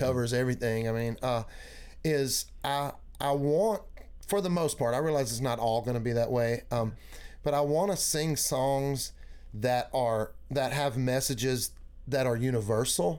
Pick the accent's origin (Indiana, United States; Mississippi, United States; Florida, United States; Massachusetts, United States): Mississippi, United States; moved away as an adult; also born or lived in Grenada, Mississippi / Kosciusko, Mississippi / Meridian, Mississippi; now in Tennessee, United States; I did all, all of my growing up in Mississippi